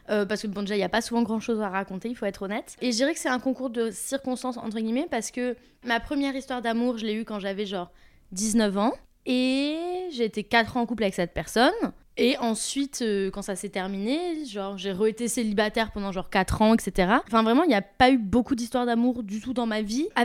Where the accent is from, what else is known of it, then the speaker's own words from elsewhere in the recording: Toulouse, Occitania, France; now in Paris, France; je viens de Toulouse, je vis à Paris.